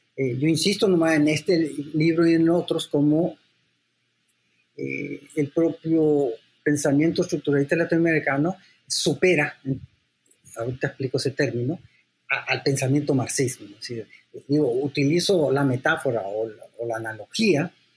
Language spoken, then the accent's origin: Spanish; San Salvador, El Salvador; also born or lived in London, United Kingdom; now in Mexico; yo soy también salvadoreño, porque yo nací en San Salvador, pero soy mexicano porque soy hijo de mexicano